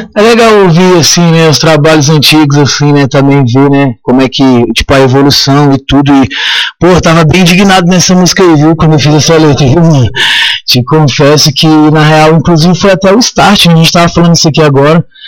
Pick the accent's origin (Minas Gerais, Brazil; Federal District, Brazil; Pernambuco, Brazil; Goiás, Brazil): Goiás, Brazil; Chapada dos Veadeiros; Menino de casa, nascido e criado na Chapada dos Veadeiros